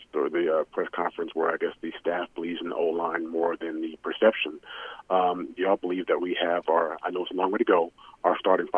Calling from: Dallas, Texas, United States; from Dallas.

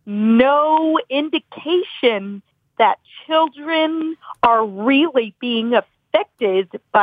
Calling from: Memphis, Tennessee, United States; I am calling from Memphis, Tennessee.

